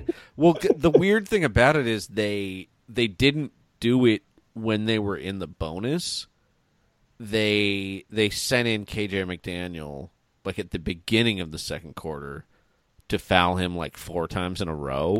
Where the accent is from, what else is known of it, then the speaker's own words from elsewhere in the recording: Northern California, United States; And we're both from Northern California.